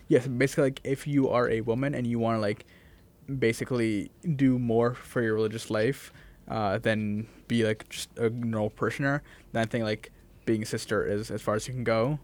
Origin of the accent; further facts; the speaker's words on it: Massachusetts, United States; I'm from Massachusetts